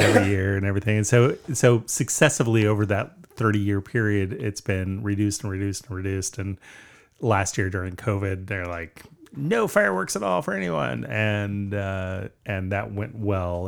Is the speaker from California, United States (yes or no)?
yes; Southern California, United States; moved away; also born or lived in Vancouver, Washington; we grew up in Southern California